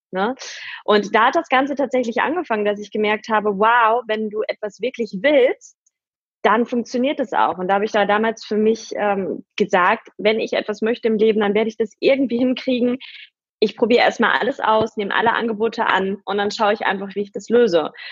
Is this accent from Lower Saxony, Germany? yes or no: no; Paderborn, North Rhine-Westphalia, Germany; Ich bin halt wirklich so ein klassisches Dorfmädchen. Ich bin bei Paderborn aufgewachsen, in einem Vorort, äh, total behütet, äh, mit meinen Eltern gemeinsam, mit meinem Bruder.